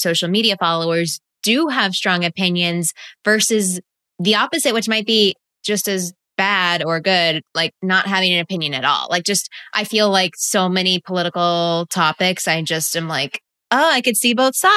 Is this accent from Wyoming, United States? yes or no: no; Texas, United States; now in California, United States; I grew up in Texas. I've got red blood in me, but now I live in California.